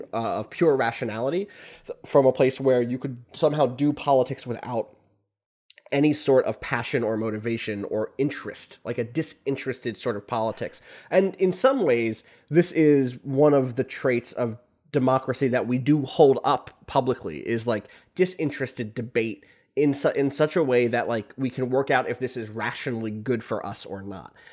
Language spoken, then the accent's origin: English; United States; also born or lived in Canada; I am an American citizen. I was born here.